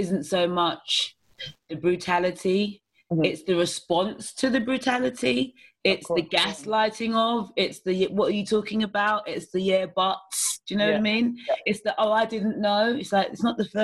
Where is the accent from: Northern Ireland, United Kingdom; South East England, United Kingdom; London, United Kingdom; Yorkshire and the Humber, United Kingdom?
London, United Kingdom; I grew up in New Cross, South East London, in Lewisham Borough, in Woodpecker Estate, which is very rough